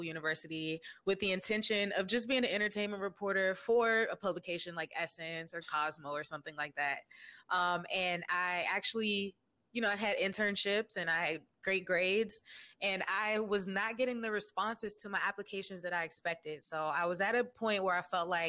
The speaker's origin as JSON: {"language": "English", "town": "Washington", "region": "District of Columbia", "country": "United States", "tie": "born or raised there", "said": "I was born and raised in Washington, D.C."}